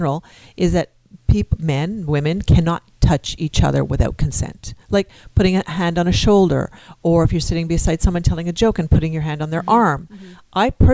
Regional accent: Quebec, Canada; we're from Quebec

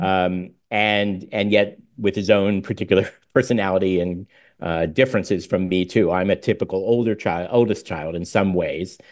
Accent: Pittsburgh, Pennsylvania, United States; also born or lived in New York; my parents later, uh, moved us to Pittsburgh

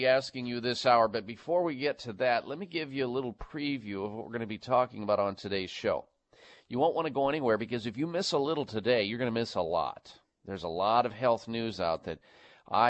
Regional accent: Midwest, United States; Growing up in the Midwest

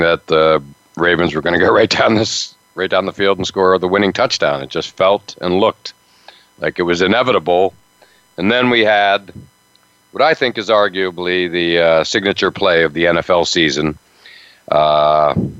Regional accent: Altoona, Pennsylvania, United States; I grew up near Penn State

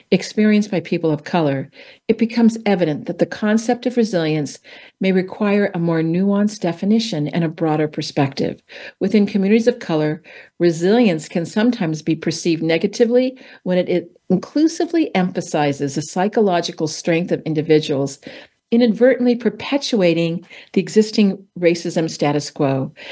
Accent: California, United States; We're both from California.

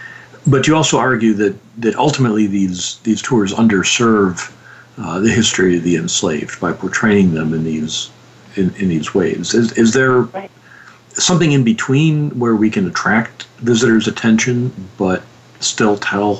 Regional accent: Detroit, Michigan, United States; Detroit, which is my hometown.

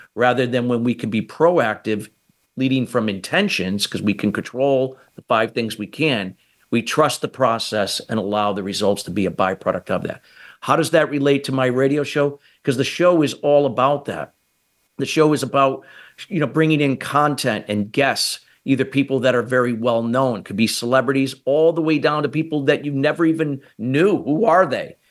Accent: United States; I'm from the United States

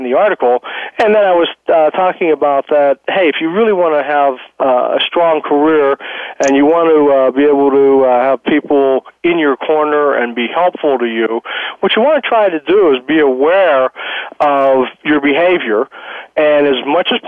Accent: Pittsburgh, Pennsylvania, United States; moved away; I grew up in Pittsburgh

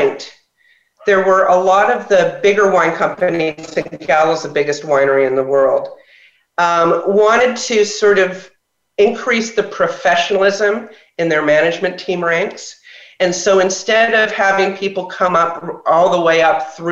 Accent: Toronto, Ontario, Canada; moved away as an adult; now in California, United States; I grew up in Toronto, Canada

